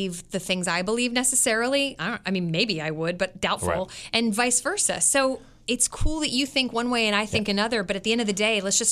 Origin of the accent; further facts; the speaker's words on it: Westminster, Maryland, United States; now in Kansas City, United States; Westminster, Maryland, where I grew up